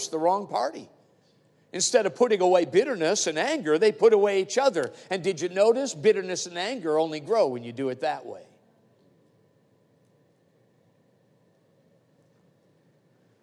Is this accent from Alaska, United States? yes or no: yes; Palmer-Wasilla area, Alaska, United States; we're in the hometown, we're from the Pabrawasilla area